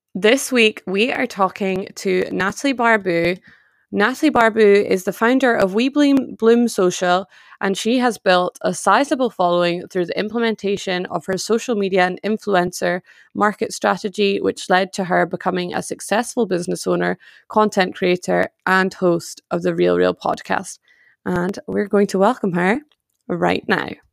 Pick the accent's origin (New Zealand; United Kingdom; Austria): United Kingdom; I am British